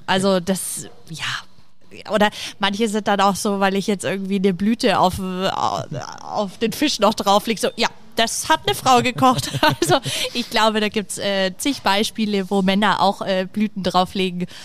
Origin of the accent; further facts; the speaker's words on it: Nuremberg, Bavaria, Germany; ich komme ja aus Nürnberg